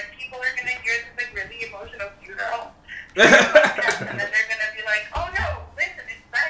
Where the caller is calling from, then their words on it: Philadelphia, Pennsylvania, United States; I'm phoning you from Philadelphia.